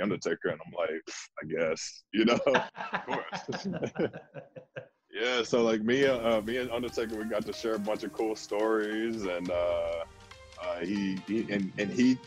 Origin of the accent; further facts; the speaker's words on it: Houston, Texas, United States; I'm from Houston